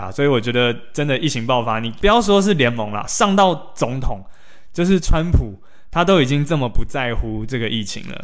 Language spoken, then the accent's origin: Chinese; Taiwan; 确实我们台湾人比较会有所谓的同情票的